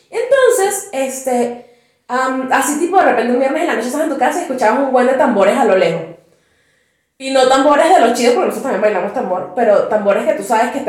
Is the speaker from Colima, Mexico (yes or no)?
yes; Candelaria, Colima, Mexico; Pero también es como de donde yo soy, en la Candelaria era primero un terreno completamente baldío, donde llegó un buen de gente y dijeron, vamos a urbanizarlo.